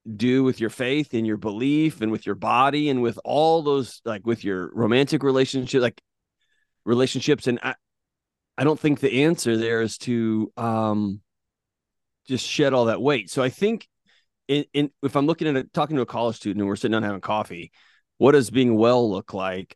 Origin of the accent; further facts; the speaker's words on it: Texas, United States; now in Tennessee, United States; growing up in Texas